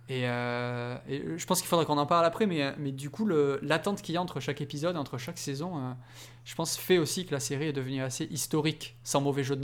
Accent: Belgium

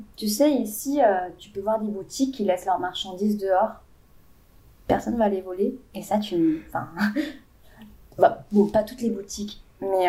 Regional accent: France; je suis française

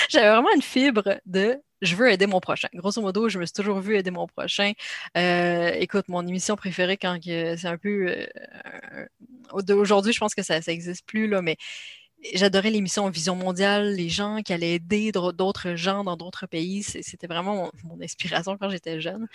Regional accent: Canada; accent: Canadian; une femme canadienne, comme on le voit à mon accent

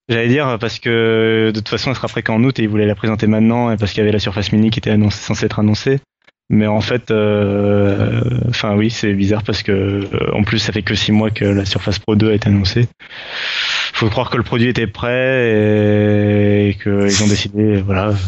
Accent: France; mais ça on s'en fout parce qu'on est français

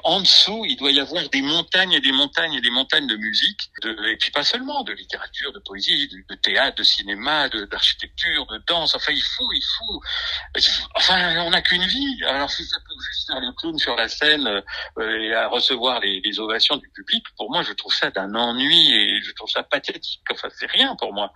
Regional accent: Arbois, Jura, Bourgogne-Franche-Comté, France; d'Arbois, qui est ma région d'origine, Côte du Jura

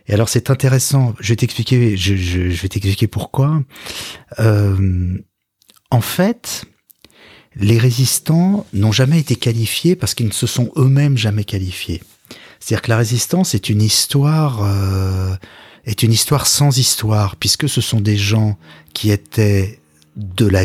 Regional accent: Paris, Île-de-France, France; also born or lived in Boulogne-Billancourt, Hauts-de-Seine; alors je suis né dans les Hauts-de-Seine, à Boulogne, et j'ai grandi dans le 17e arrondissement, à Paris.

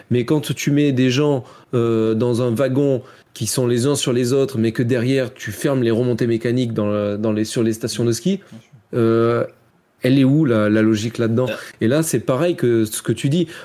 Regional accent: France; je râle beaucoup, je suis français, etc.

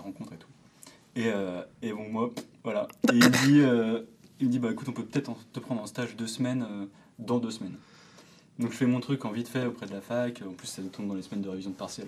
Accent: Lannion, Brittany, France; moved away; je me trouve souvent le jeudi soir à, l'Agnon, à du coup, ma ville d'origine

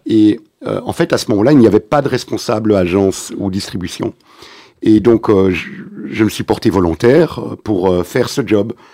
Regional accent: Antwerp, Flanders, Belgium; French is a second language; now in Brussels, Belgium; je viens de la communauté juive d'Anvers

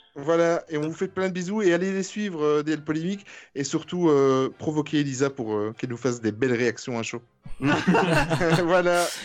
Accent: Belgium; je viens de Belgique

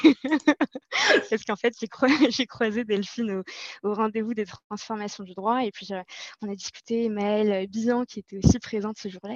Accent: Casablanca, Casablanca-Settat, Morocco; moved away as an adult; now in Paris, France; je suis née euh, et j'ai grandi à Casablanca, au Maroc. Euh, je vis en France depuis 8 ans et plus précisément à Paris

